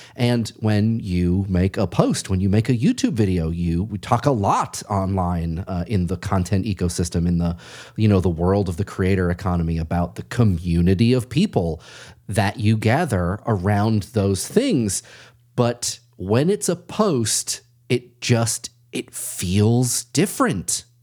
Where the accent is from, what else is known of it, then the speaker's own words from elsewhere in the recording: Massachusetts, United States; I'm from Massachusetts